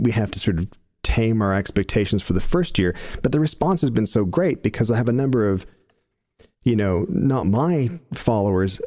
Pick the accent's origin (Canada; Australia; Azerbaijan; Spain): Canada; Stratford, Ontario; in my hometown